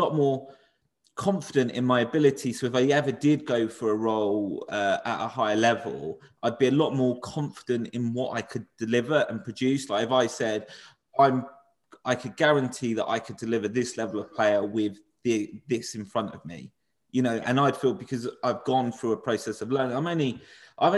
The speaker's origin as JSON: {"language": "English", "town": "Portsmouth", "region": "South East England", "country": "United Kingdom", "moved": "as an adult", "lives_now": "Surrey, United Kingdom", "said": "a lad from Portsmouth who doesn't speak, I live in Surrey now, which is quite posh. You know, and like my accent doesn't necessarily fit in."}